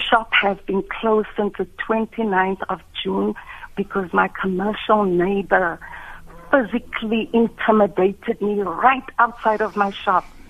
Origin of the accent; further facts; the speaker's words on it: South Africa; me as a South African with a small business